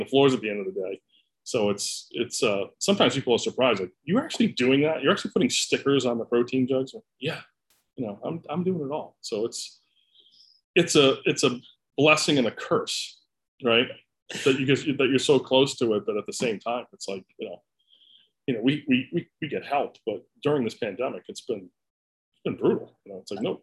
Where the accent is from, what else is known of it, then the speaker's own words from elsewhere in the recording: Boston, Massachusetts, United States; moved away as an adult; I grew up in Boston, spent my whole life there. We moved here about 6 years ago.